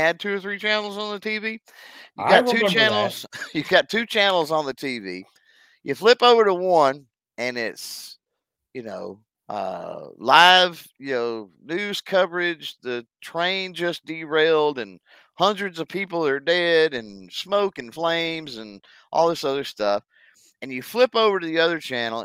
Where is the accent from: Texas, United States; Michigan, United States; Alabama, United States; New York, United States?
Texas, United States; being from Texas